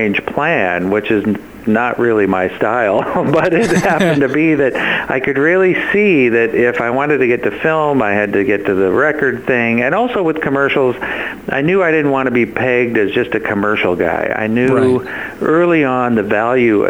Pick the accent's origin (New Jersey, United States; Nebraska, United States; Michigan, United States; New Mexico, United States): Nebraska, United States; moved away; I came from Nebraska